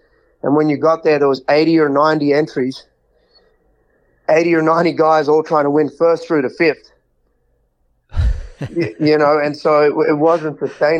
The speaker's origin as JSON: {"language": "English", "town": "Houston", "region": "Texas", "country": "United States", "tie": "born or raised there", "said": "So in 2020, when the pandemic hit, I was living in Houston. So I was at my hometown rodeo, the big Houston rodeo, the biggest one of them all."}